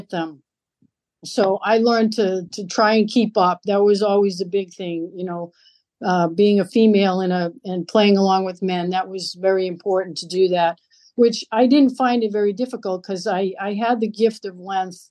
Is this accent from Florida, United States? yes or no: no; Lowell, Massachusetts, United States; moved away as an adult; also born or lived in Nashua, New Hampshire; I grew up in Lowell, Massachusetts, in the inner city there